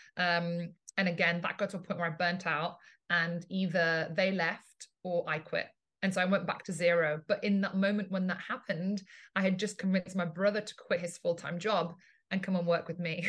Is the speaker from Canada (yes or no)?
no; England, United Kingdom; moved away as an adult; also born or lived in Italy; now in Ibiza, Spain; I'm originally from Italy, uh, grew up in England, and now live in Ibiza in Spain